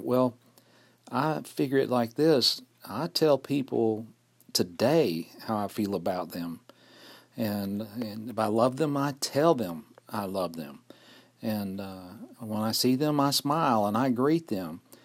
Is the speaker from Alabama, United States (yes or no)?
yes; Fort Payne, Alabama, United States; recording here in Fort Payne, Alabama, my hometown